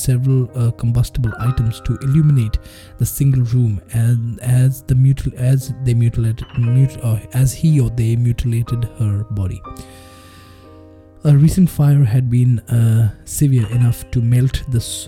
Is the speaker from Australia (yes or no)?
no; India; I'm Indian